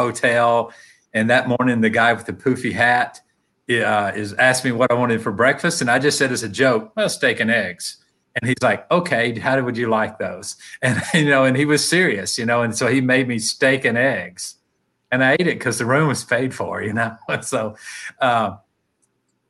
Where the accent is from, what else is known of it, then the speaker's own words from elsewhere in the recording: Tennessee, United States; I'm from Tennessee